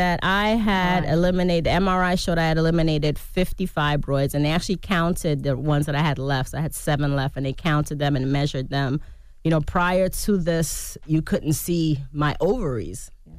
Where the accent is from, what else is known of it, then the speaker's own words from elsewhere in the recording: Jamaica; like I said, I'm Jamaican, like, you know, escovitch fish.